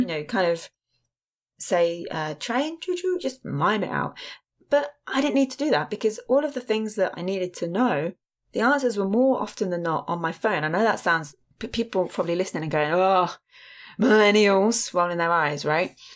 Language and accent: English; England, United Kingdom; I'm from England